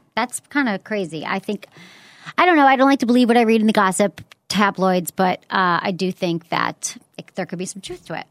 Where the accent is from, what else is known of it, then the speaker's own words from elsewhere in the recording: Detroit, Michigan, United States; now in San Francisco, United States; I'm from Michigan.